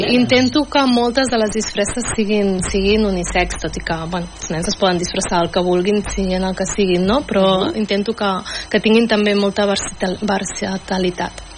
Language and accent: Catalan; Mataró, Catalonia, Spain; jo sóc de Mataró